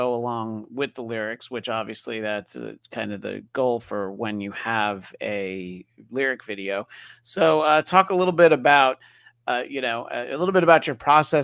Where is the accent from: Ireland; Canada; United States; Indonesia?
United States; New York; moved away as an adult; now in Los Angeles, United States; growing up in New York, and I've lived in LA for 20 years